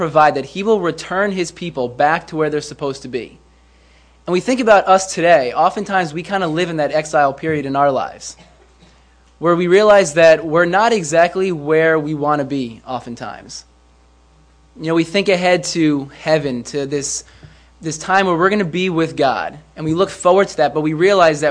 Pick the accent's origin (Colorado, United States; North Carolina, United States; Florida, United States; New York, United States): New York, United States; White Plains; I am from White Plains